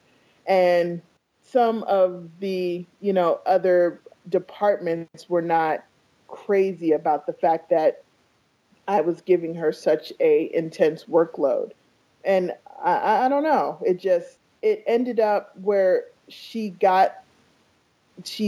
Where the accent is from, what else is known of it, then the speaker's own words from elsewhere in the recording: New York City, New York, United States; also born or lived in Iowa; now in Phoenix, United States; I was born in New York